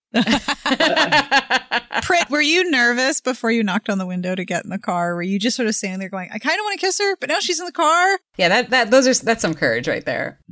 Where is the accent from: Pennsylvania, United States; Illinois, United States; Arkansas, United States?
Pennsylvania, United States; Pittsburgh; now in Los Angeles, United States; I am from Pittsburgh